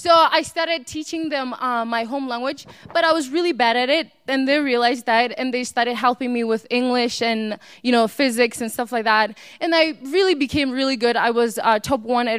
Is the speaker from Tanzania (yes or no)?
no; South Africa; moved away as an adult; also born or lived in New Hampshire; growing up in South Africa was more like a family